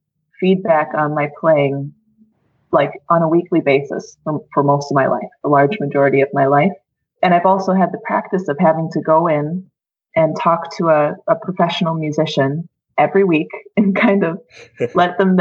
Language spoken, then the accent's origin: English; Minnesota, United States; moved away as an adult; also born or lived in Wisconsin; now in Edmonton, Canada; I'm an American. I grew up in Minnesota.